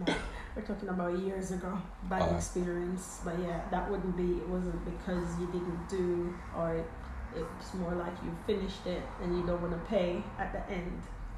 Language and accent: English; Jamaica; now in United Kingdom; when I was growing up in Jamaica